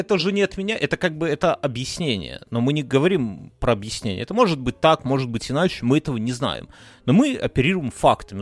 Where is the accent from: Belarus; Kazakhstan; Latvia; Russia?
Belarus; мы как бы белорусы